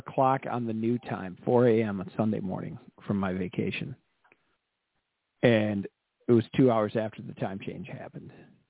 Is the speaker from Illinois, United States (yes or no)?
yes; Kirkland, Illinois, United States; the best fireworks in Northern Illinois, my hometown.